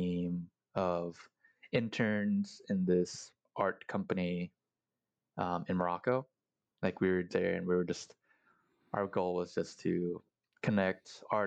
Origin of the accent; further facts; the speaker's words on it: Singapore; also born or lived in Philippines; now in United States; I grew up in Singapore. So I was born in the Philippines, and when I was like one, my parents migrated to Singapore